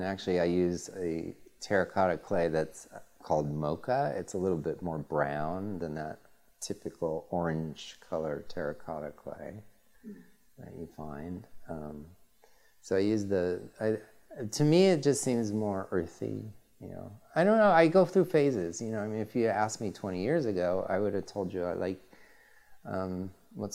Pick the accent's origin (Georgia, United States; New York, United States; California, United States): California, United States; I love living in California. I'm from California.